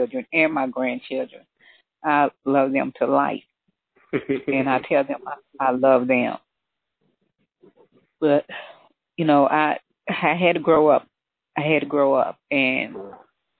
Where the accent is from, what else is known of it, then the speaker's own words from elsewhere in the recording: Louisville, Kentucky, United States; I was born and raised in Louisville, Kentucky